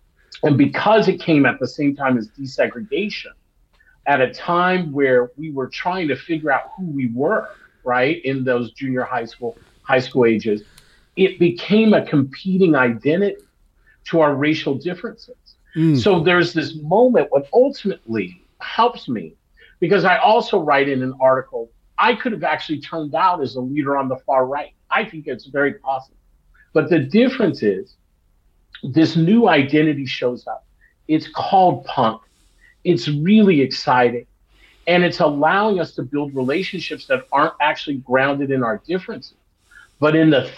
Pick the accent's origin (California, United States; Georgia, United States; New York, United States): California, United States; Long Beach; And this is an important part of the story of growing up in Los Angeles and in particular Long Beach.